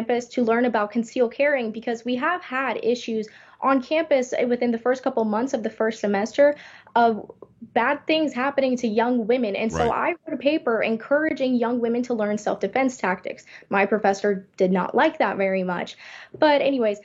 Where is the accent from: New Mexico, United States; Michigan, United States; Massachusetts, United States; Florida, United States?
Florida, United States; Miami; now in Gainesville, United States; I am from Miami. I grew up very close to the campus.